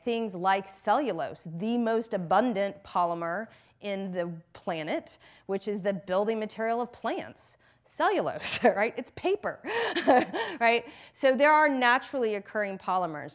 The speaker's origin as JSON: {"language": "English", "region": "Texas", "country": "United States", "tie": "born or raised there", "moved": "yes", "said": "I grew up in Texas, in the South"}